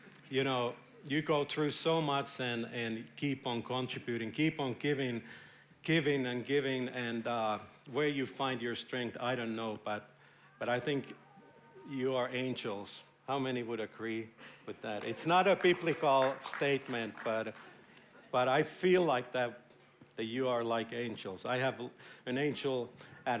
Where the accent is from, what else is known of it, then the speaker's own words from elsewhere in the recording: Finland; now in Israel; I'm from Finland.